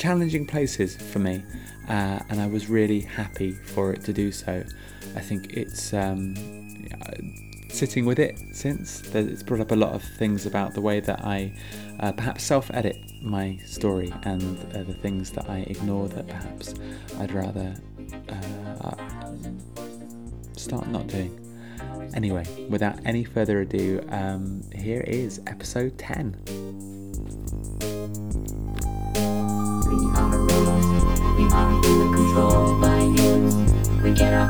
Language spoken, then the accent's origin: English; Cornwall, South West England, United Kingdom; I grew up in Cornwall